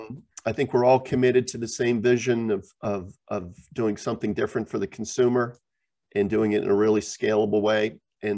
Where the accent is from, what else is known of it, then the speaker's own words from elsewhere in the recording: Geneva, Switzerland; also born or lived in New Jersey / Japan / Europe; I am American, born in New Jersey, but I grew up high school in Geneva, Switzerland, went to Georgetown, I went to business school, and then basically lived in Japan and then in Europe for all my life.